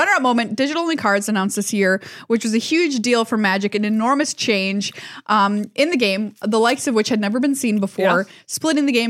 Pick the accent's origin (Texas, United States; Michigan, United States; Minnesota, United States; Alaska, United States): Minnesota, United States; as a Minnesotan